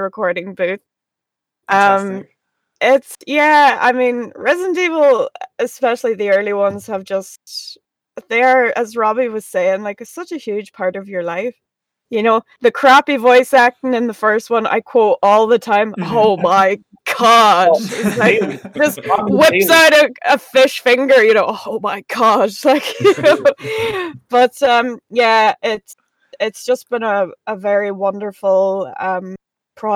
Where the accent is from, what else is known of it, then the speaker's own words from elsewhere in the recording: Ardara, Ulster, Ireland; I am from Ardra in County Donegal in the northwest of Ireland